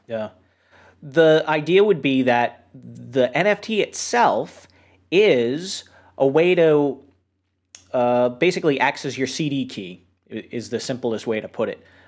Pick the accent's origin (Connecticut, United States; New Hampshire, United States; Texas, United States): New Hampshire, United States; I grew up in New Hampshire